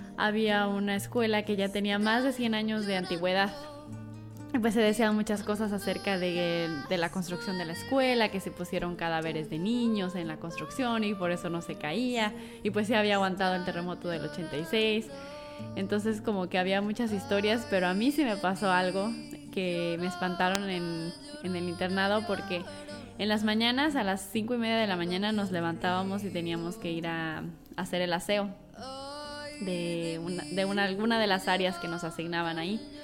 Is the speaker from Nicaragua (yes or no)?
no; Mexico; moved away; yo soy de una comunidad que es cercana a la Ciudad de México y la comunidad de donde yo vengo es una comunidad agricultora